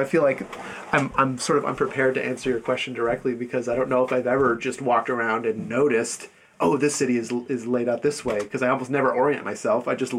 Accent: United States; as an American going there

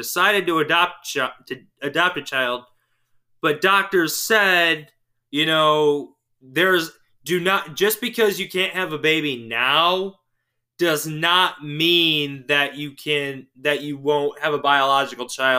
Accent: St. Joseph, Michigan, United States; also born or lived in Russia; I've lived the past 17 years here in Michigan

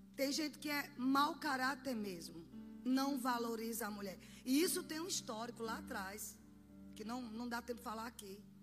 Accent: Sergipe, Brazil; Na minha terra, vocês sabem que eu sou de Sergipe

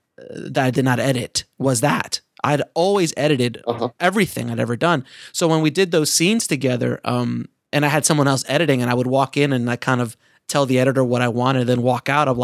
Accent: Orlando, Florida, United States; I'm from Orlando. Florida

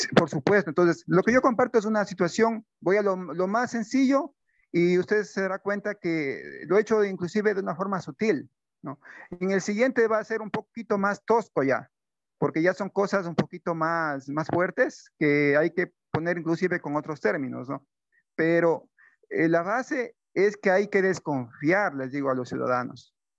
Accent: Ecuador; tuvimos como ecuatorianos

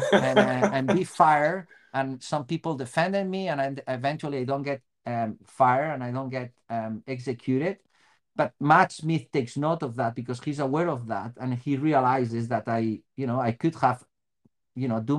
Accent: Spain; English is a second language; moved away as an adult; also born or lived in Bellingham, United States; now in Seattle, United States; from Spain

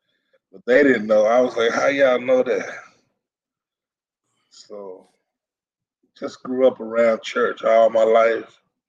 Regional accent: Fort Worth, Texas, United States; Well, I was born in Poly, Stop 6, Eastwood area in Fort Worth. Went to all the Dunbar schools. Dunbar 6, Dunbar 7, Dunbar 8, Dunbar 9, Dunbar 10. I went to all the schools in Fort Worth, Dunbar.

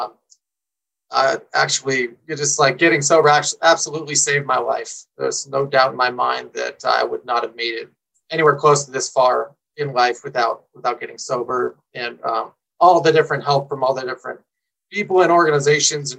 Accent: San Diego, California, United States; now in Colorado, United States; I grew up in San Diego, in Southern California

